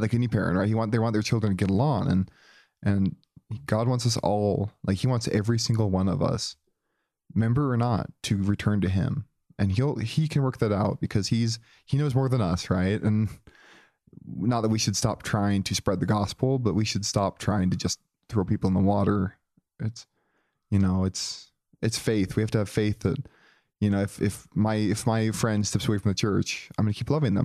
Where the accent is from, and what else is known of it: Joplin, Missouri, United States; born or raised there